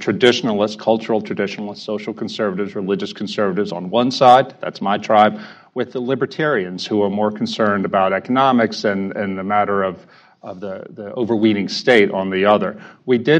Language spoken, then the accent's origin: English; the Bayou, Louisiana, United States; I'm up from the Bayou today for this event